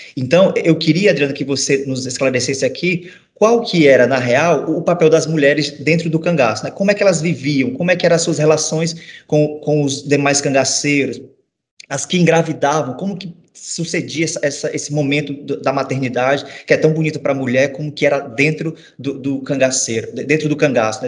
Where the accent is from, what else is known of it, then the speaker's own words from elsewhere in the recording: Northeast Brazil, Brazil; eu sou nordestino, sou filho de repentista